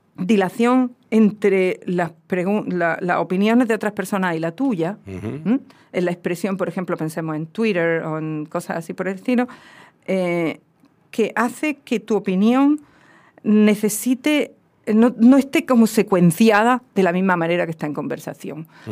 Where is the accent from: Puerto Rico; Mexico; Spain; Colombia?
Spain; south of the Iberian Peninsula, southern Spain; accent: southern peninsular Spanish; moved away; otro tipo de acento que tiene que ver con el sur de la península, con el mío